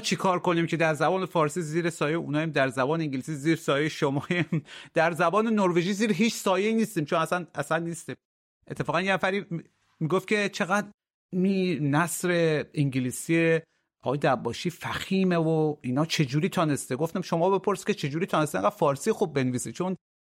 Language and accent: Persian; Iran; به عنوان یک ایرانی که از منطقه میام